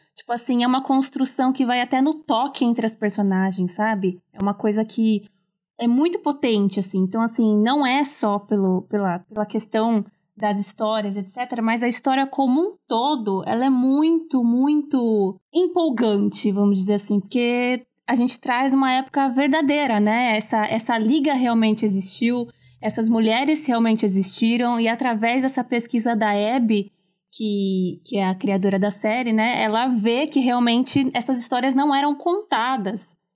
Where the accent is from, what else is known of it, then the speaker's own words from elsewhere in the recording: São Paulo, Brazil; sou de São Paulo, capital